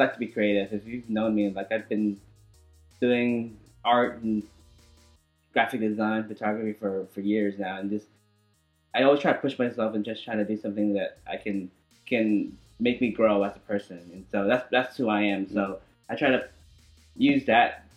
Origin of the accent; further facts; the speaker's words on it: Amarillo, Texas, United States; also born or lived in Vietnam; I came to America like probably like around 2 or 3 years old. Yeah, and I was raised in Amarillo